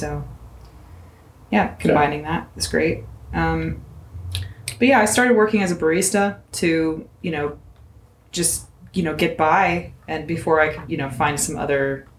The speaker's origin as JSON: {"language": "English", "town": "Pittsburgh", "region": "Pennsylvania", "country": "United States"}